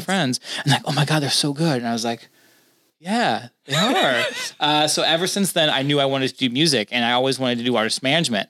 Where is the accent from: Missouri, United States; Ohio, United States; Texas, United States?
Missouri, United States; St. Louis; moved away as an adult; I'm from St. Louis.